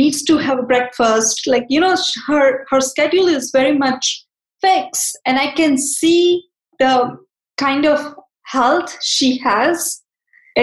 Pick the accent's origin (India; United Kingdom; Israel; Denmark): India; moved away; growing up in India, we never had a refrigerator in my home until I was 11 or 12 year old.